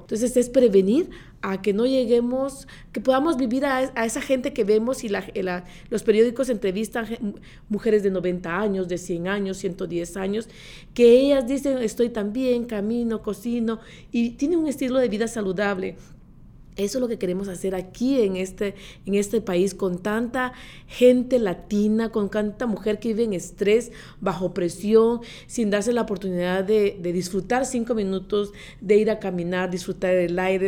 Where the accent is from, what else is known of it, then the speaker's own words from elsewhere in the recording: Guatemala; moved away as an adult; now in Orange County, United States; soy originaria de Guatemala